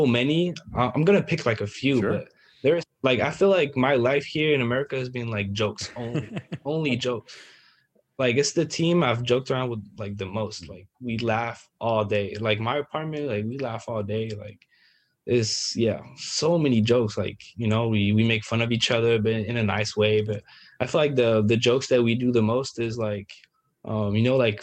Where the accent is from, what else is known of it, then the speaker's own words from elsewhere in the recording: Paris, Île-de-France, France; moved away as an adult; also born or lived in Valenciennes; now in Maryland, United States; I'm from Paris